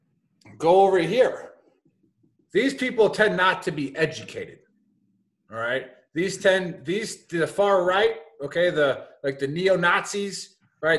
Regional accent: Milwaukee, Wisconsin, United States; Born and raised in Milwaukee, Wisconsin.

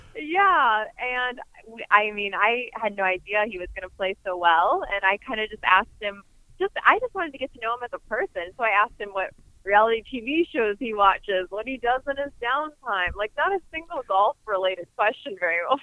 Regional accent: St. Louis, Missouri, United States; my hometown

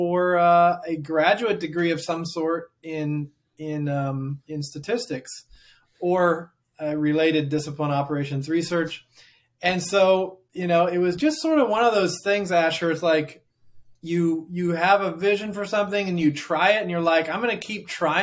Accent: Oregon, United States; moved away as an adult; now in Hamilton, Ohio, United States; I'm from the West Coast, from Oregon

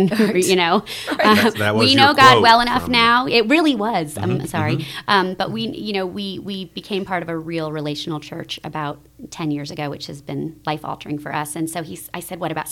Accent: Vermont, United States; moved away; I grew up in Protestant churches in small towns that were not Southern Protestant churches by any stretch of the imagination. So it was in Vermont and, you know, in other places.

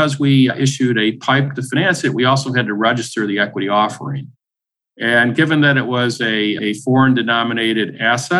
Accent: Buffalo, New York, United States; moved away; one that happens to be headquartered in my hometown. So it's been very interesting after living away for 27 years, moving in essence back home

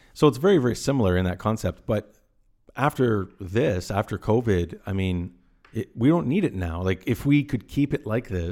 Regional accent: Caledon, Ontario, Canada; I grew up in Caledon, Ontario, and it was always an hour commute.

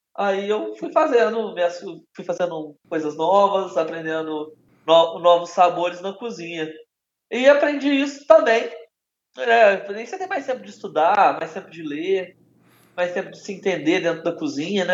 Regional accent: Belo Horizonte, Minas Gerais, Brazil; Eu sou de Belo Horizonte

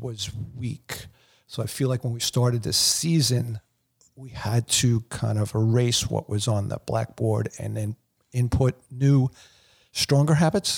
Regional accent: East Meadow, New York, United States; I played Saint Raphael C Y L in East Meadow

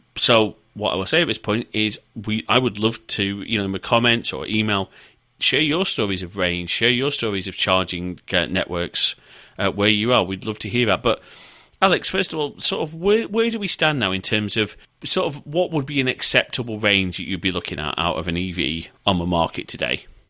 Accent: the north of England, United Kingdom; moved away; I am a Northerner.

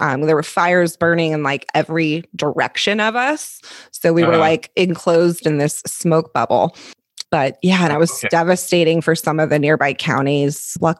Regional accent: Monterey, California, United States; I was born here. My dad was actually born in Italy, and I was born here in the Monterey Peninsula. So born and raised, lived in a couple other areas, but always come back home

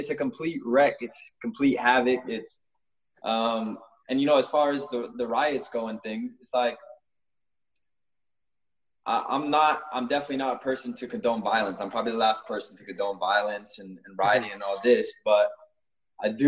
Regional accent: Seattle, Washington, United States; now in England, United Kingdom; where I grew up in Seattle, it is predominantly white and also Asian

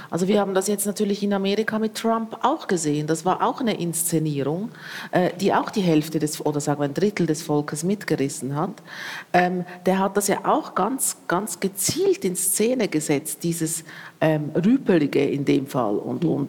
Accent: Switzerland; now in Berlin, Germany; Ich lebe jetzt schon sehr lange in, in Berlin und, und für mich als Schweizerin

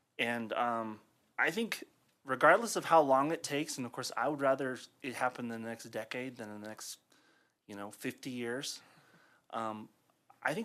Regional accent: Longmont, Colorado, United States; I was born and raised here in Longmont

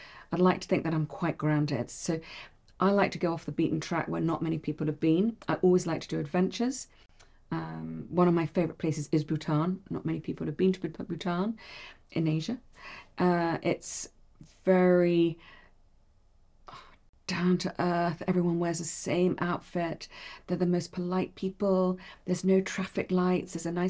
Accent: Bahrain; I grew up in Bahrain. I'm fine with the heat.

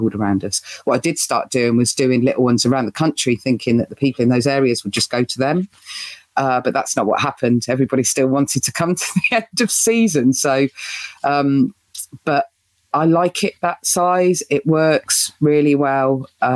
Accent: United Kingdom; as British humans

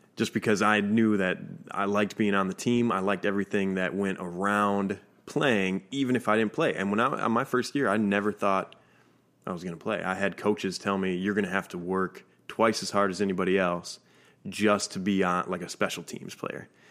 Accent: Minnesota, United States; I'm from Minnesota.

